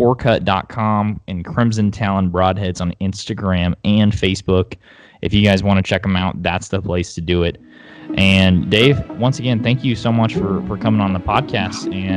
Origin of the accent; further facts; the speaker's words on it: Oklahoma, United States; I was from Oklahoma.